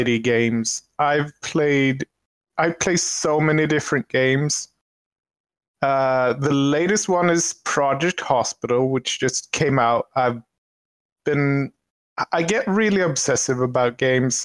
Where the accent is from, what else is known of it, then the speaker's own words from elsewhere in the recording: Sweden; I am from Sweden.